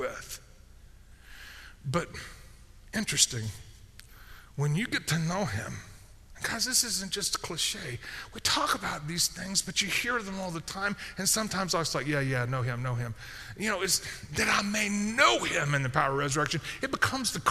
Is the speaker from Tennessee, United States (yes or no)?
yes; Memphis, Tennessee, United States; I grew up in Memphis